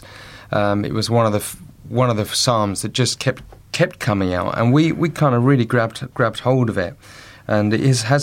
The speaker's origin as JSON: {"language": "English", "town": "Colchester", "region": "East of England", "country": "United Kingdom", "tie": "born or raised there", "said": "my hometown of Colchester"}